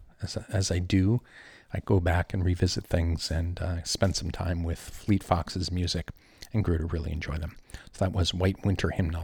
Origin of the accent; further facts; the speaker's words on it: Ireland; moved away; I was born and raised in County McGowan, in the north southwest of Ireland, and that's where I was raised.